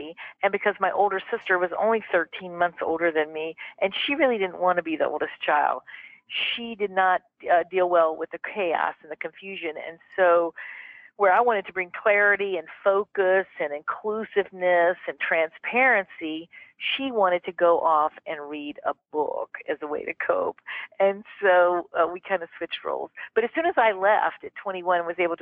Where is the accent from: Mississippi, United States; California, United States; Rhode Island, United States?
Mississippi, United States; moved away; I grew up in Mississippi, darling, in the 1960s